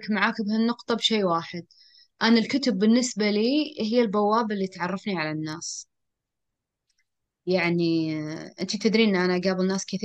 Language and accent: Arabic; Syria; فهذا بالعكس يعني أنا سوري يعني